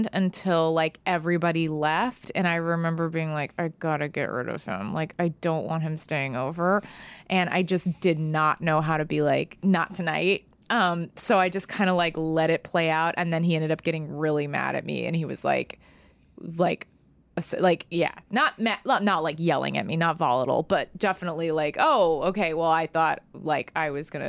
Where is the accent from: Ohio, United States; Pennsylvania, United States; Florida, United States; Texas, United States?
Texas, United States; I'm from Texas